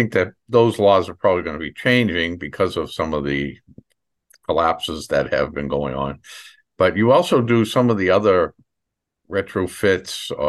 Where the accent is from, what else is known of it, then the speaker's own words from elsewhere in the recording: Boston, Massachusetts, United States; Excuse my accent because everyone comments on that because I'm from Boston, born and raised